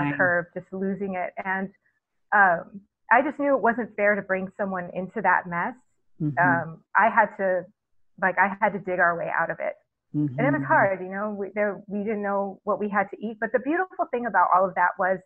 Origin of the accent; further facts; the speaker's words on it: Texas, United States; growing up in Texas and I went to an evangelical school.